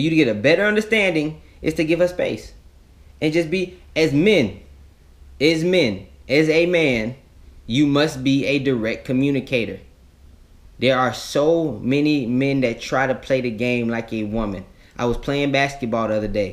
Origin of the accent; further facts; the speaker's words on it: Florida, United States; I'm a kid from Florida.